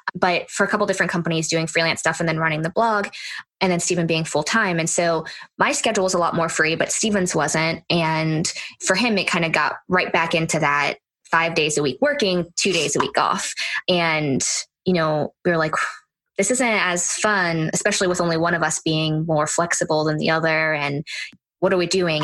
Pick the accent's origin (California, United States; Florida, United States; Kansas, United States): Florida, United States; moved away as an adult; now in Hawaii, United States; We're from Florida, so we don't know anything about the winter